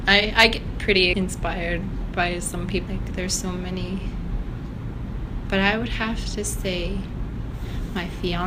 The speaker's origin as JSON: {"language": "English", "town": "Kiana", "region": "Alaska", "country": "United States", "tie": "born or raised there", "also_born_or_lived": "Anchorage, Alaska", "moved": "as an adult", "said": "I was born here in Anchorage, but I am from Kiana, Alaska."}